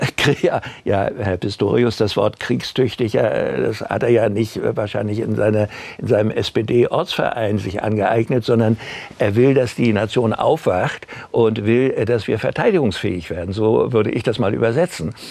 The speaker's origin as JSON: {"language": "German", "country": "Germany", "said": "wir Deutsche"}